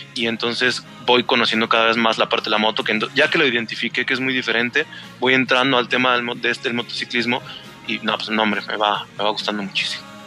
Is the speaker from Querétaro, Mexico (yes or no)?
no; State of Mexico, Mexico; now in Aguascalientes, Mexico; Yo también soy del Estado de México